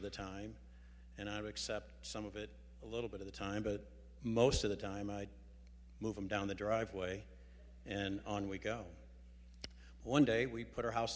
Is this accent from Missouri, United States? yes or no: yes; St. Louis, Missouri, United States; I was born and raised here in St. Louis, actually a town in North County